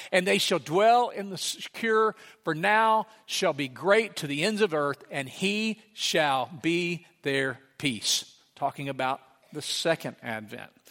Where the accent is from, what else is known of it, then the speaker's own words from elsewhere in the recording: Sligo, Louisiana, United States; moved away; I grew up in Slagga, Louisiana